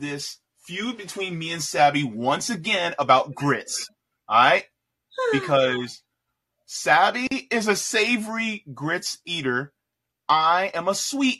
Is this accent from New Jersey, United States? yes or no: yes; New Jersey, United States; And this is how I was raised. My mama raised me grits with butter, sugar, and milk. And that's how we did it up in New Jersey and where I'm from.